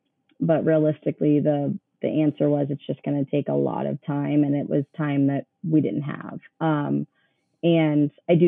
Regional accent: Columbus, United States; Yeah. So I grew up in Columbus, went to school here, played softball here.

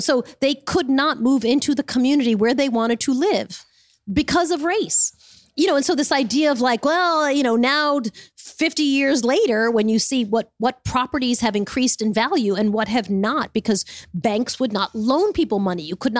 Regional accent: Smithtown, New York, United States; I grew up in Smithtown.

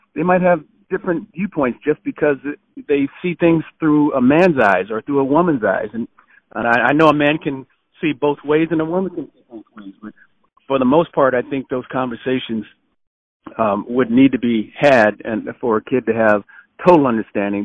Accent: Los Angeles, California, United States; moved away as an adult; also born or lived in Arizona; I grew up in Los Angeles, uh, California

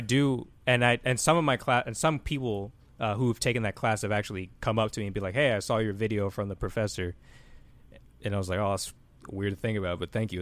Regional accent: Austin, Texas, United States; also born or lived in Atlanta, Georgia / Cleveland, Ohio; Austin, Texas is where, I guess, I was raised the most 'cause that's where I lived most of my life there.

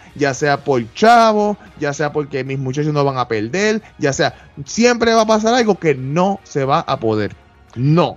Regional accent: Puerto Rico; somos boricuas

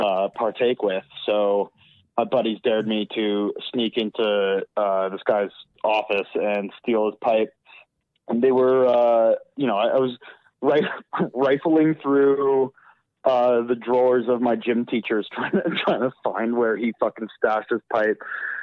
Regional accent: Alberta, Canada; So I'm from Alberta.

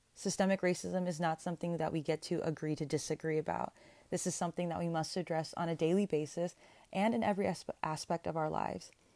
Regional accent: Sacramento, California, United States; also born or lived in Berkeley, California / San Francisco, California; I was born and raised in the Sacramento-ish area

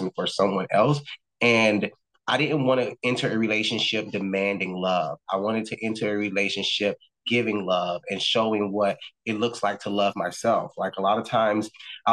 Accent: Miami, Florida, United States; moved away as an adult; also born or lived in New York; my hometown

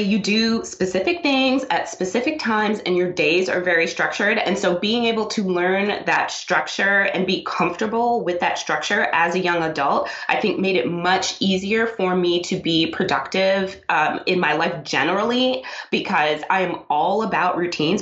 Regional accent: New York City, New York, United States; also born or lived in South America; I was born in South America. I came to the United States when I was two, and I grew up in Brooklyn

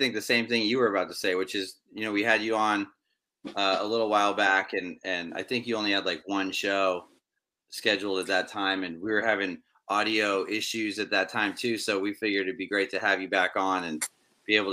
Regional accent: Los Angeles, California, United States; also born or lived in Maine; I was growing up in Hollywood as a teenager

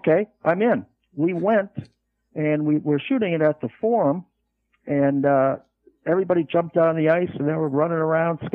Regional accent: Canada; moved away as an adult; also born or lived in Los Angeles, California / Van Nuys, California; being a Canadian by birth

